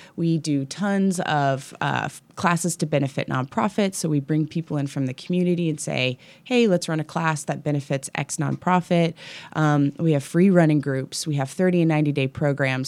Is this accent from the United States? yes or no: yes; Kansas City, Missouri, United States; also born or lived in West Coast; now in Kansas City, United States; I grew up in Kansas City